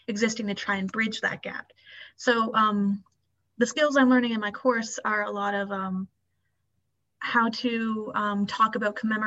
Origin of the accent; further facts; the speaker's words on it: Prince Edward Island, Canada; I'm from Prince Edward Island